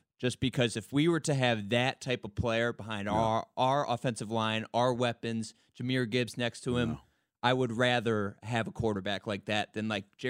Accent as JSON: {"language": "English", "town": "Detroit", "region": "Michigan", "country": "United States", "said": "I'm from Detroit. I'm a Lions fan."}